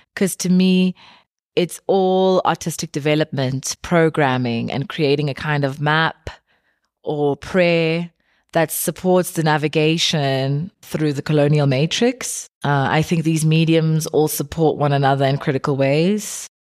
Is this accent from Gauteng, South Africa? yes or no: no; Eastern Cape, South Africa; growing up in South Africa